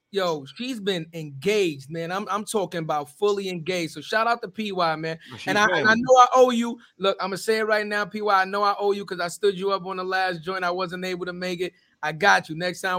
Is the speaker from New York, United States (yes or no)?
yes; New York City, New York, United States; I'm from the Bronx